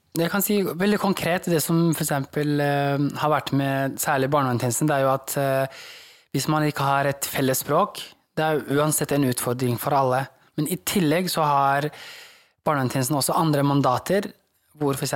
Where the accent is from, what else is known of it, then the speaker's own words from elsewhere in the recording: Norway; Norwegian is a second language; Hvor jeg har fått kommet til et nytt land som er trygt, hvor jeg kan vokse opp